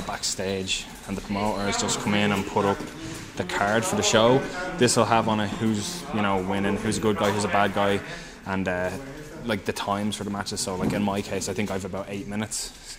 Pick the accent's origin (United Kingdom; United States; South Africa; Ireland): Ireland; being that we're Irish, our colour is non-existent. Yeah, we're all very pale.